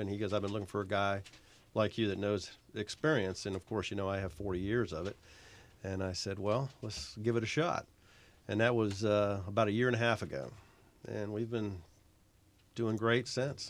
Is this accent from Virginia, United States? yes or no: yes; Virginia, United States; moved away as an adult; now in South Carolina, United States; I am from Virginia